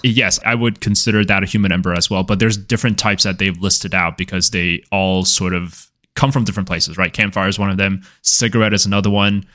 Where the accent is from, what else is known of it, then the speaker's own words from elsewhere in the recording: California, United States; As a California person